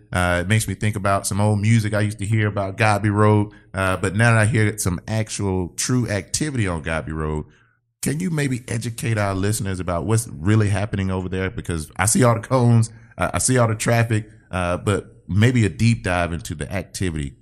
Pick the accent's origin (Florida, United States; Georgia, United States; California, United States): Georgia, United States; Albany; I'm from Albany, Georgia.